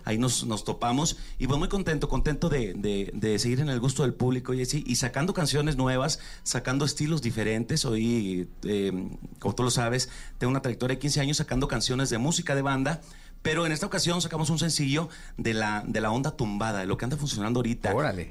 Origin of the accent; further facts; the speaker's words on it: Chihuahua, Mexico; Yo soy de Chihuahua